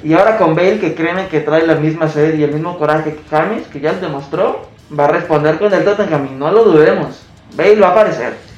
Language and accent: Spanish; Mexico